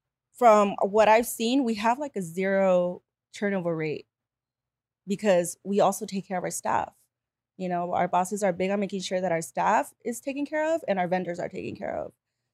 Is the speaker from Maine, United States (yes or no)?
no; Bell Gardens, California, United States; also born or lived in Whittier / Los Angeles; I moved around a lot. So I was in Bell Gardens.